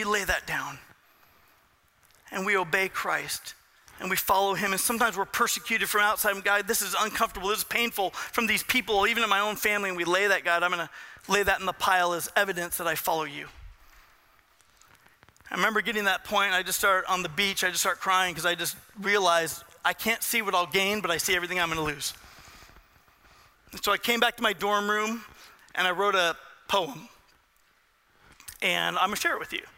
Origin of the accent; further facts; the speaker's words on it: Southern California, United States; I grew up in Southern California